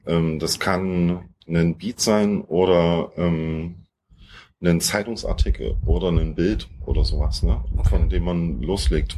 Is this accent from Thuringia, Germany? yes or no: yes; Thuringia, Germany; moved away as an adult; now in Leipzig, Germany; wir kommen eigentlich so aus Thüringen, sind aber jetzt inzwischen seit, seit über zehn Jahren in Leipzig